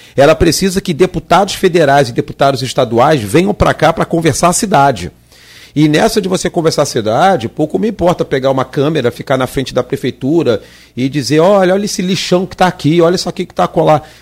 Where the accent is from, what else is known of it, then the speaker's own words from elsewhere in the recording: Nova Iguaçu, Rio de Janeiro, Brazil; Eu sou da, da, terra de Nova Iguaçu, nasci e criado em Nova Iguaçu